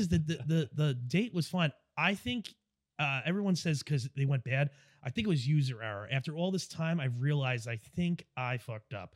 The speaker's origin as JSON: {"language": "English", "area": "Long Island", "region": "New York", "country": "United States", "said": "I'm from New York, from Long Island"}